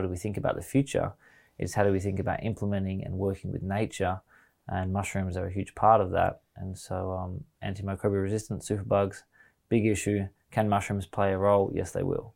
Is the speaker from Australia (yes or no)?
yes; Australia; as an Australian